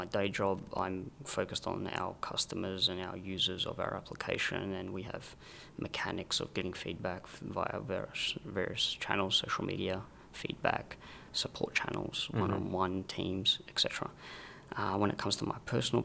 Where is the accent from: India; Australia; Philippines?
Australia; Adelaide, South Australia; moved away as an adult; also born or lived in Rome, Italy; now in Sydney, Australia; So I was born in Rome. I grew up in Adelaide from when I was very young, and I moved to Sydney after high school